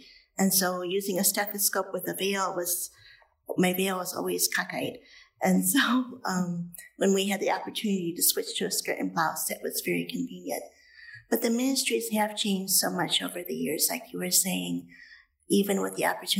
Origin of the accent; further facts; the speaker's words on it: Homewood, Illinois, United States; now in Springfield, United States; I grew up in Homewood, Illinois.